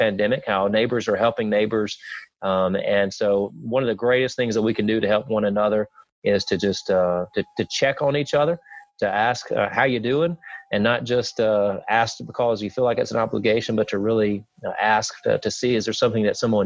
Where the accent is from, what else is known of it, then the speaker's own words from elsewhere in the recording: Piedmont, Alabama, United States; also born or lived in Jacksonville, Alabama; I'm from Calhoun County. I was born and raised in Piedmont. I live in Jacksonville now